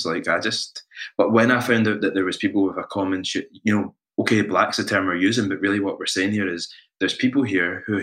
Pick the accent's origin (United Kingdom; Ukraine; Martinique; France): United Kingdom; Scotland; we're not Kenyan, we're not Nigerian, we're Scottish